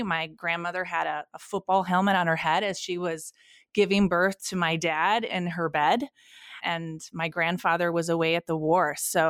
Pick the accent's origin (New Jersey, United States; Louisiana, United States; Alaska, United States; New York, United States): New York, United States; Rochester; So I grew up in Western New York, in Rochester, New York. Spent most of my childhood here in New York.